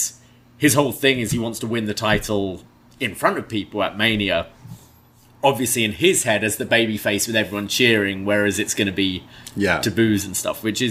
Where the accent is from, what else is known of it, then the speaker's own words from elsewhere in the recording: United Kingdom; Being British